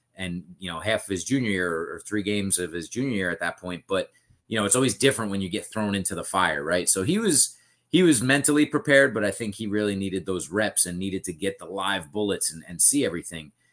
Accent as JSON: {"language": "English", "town": "Bayville", "region": "New Jersey", "country": "United States", "tie": "born or raised there", "said": "growing up in Bayville, I went to Central"}